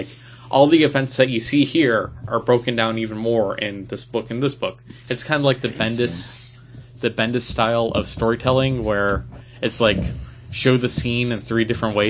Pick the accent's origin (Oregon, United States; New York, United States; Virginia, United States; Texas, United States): New York, United States; Buffalo; we're from Buffalo